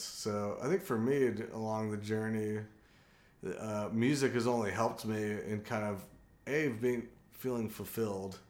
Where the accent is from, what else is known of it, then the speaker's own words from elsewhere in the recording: San Diego, California, United States; now in Athens, United States; I'm originally from San Diego, California